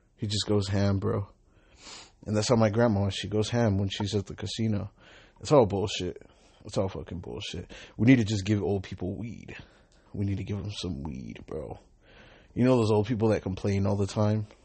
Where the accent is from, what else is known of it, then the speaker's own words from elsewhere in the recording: Long Beach, California, United States; I'm an Uber driver. I'm from Long Beach.